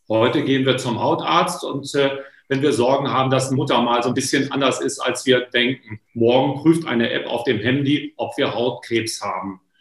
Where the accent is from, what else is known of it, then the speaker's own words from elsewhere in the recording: Lower Saxony, Germany; Was heißt das sozusagen für eine Familie in Ostfriesland, wo ich herkomme, gebürtig, was Sie da gerade erklären?